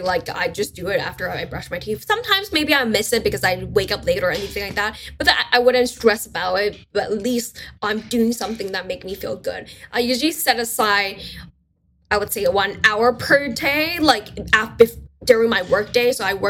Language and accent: English; China; first language Mandarin Chinese; English is a second language; So my first language is actually Chinese, my Mandarin.